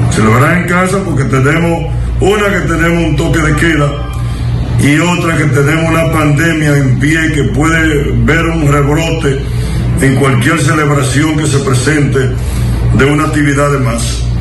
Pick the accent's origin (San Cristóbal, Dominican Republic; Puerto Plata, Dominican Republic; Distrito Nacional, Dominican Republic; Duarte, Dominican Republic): Duarte, Dominican Republic; San Francisco de Macorís; Una porque soy de San Francisco de Macorís y otra porque estoy eh, soy parte de Santiago